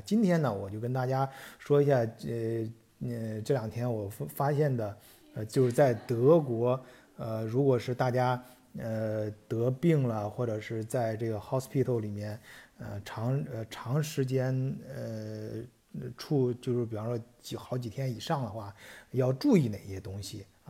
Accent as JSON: {"language": "Chinese", "country": "China", "moved": "yes", "lives_now": "Germany", "said": "但是咱们作为中国人来说，呃，可能会不太舒服啊"}